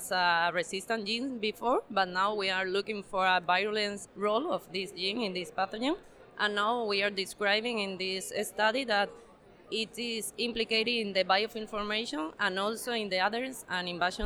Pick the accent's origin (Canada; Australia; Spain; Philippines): Spain; also born or lived in Seville, Spain; from Spain